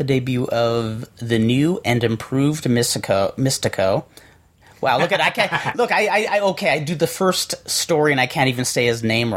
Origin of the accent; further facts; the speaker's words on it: Southern California, United States; growing up in Southern California, near a beach all the time